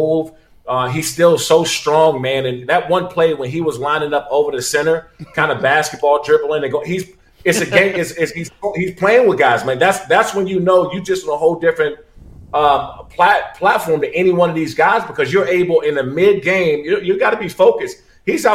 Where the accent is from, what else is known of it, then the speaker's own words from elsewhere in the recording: Maryland, United States; also born or lived in Washington, D.C.; I'm from the city. I'm from Maryland, Washington, D.C.